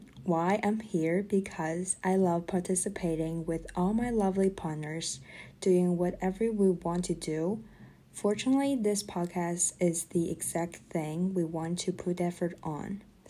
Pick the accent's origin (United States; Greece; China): China; Dalian, Liaoning; moved away; from Dalian, China.